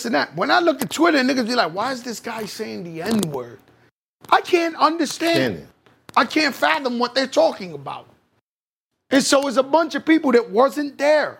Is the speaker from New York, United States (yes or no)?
yes; New York City, New York, United States; I grew up, I was born in Bronx, Lebanon projects. My mother grew up in the projects. I grew up in the projects.